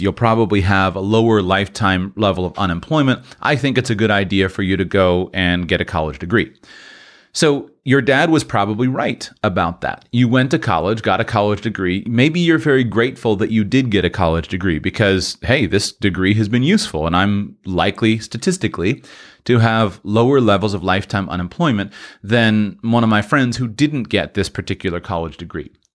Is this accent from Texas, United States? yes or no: no; Florida, United States; Broadcasting now from the beautiful Sunshine State, state of Florida. This is my home state in these United States